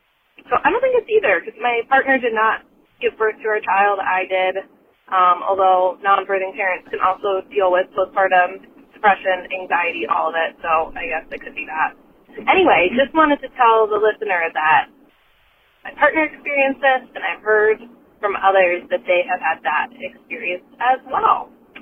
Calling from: Minneapolis, Minnesota, United States; I'm calling from Minneapolis, Minnesota

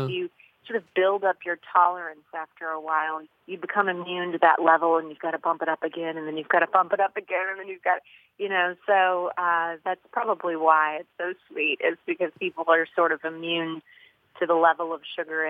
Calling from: Louisville, Kentucky, United States; I'm calling from Louisville, Kentucky.

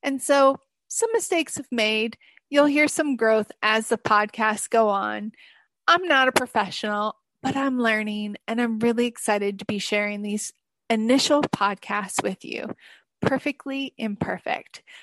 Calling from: Bangkok, Thailand; This is …, and I am calling in from Bangkok with Confessions of a Digital Nomad.

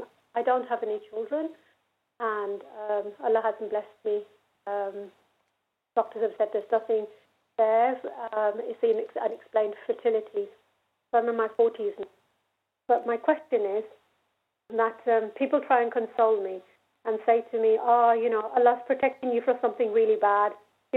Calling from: Birmingham, West Midlands, United Kingdom; I'm phoning from Birmingham.

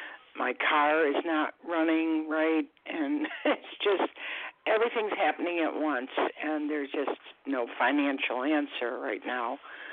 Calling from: Florida, United States; I'm calling from Florida.

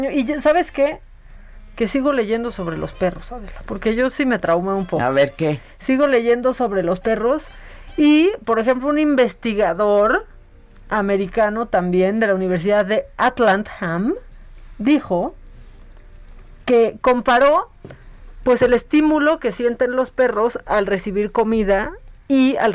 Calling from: Texcoco, State of Mexico, Mexico; de Texcoco.

